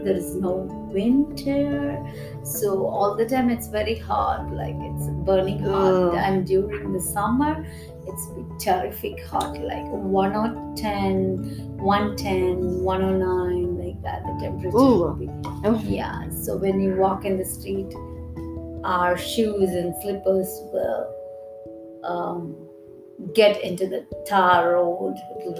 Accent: France; now in India; I'm coming from France.

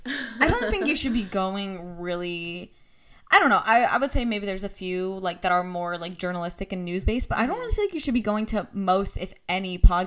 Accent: Scranton area, Pennsylvania, United States; I'm not from Scranton or anything, but it's, like, the general area.

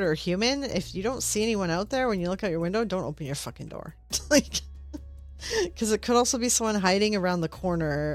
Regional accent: Canada; I'm Canadian

